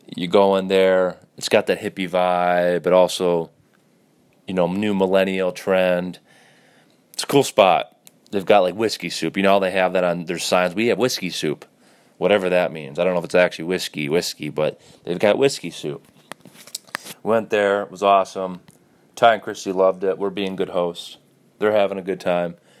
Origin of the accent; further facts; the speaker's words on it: Detroit, Michigan, United States; I was born in Detroit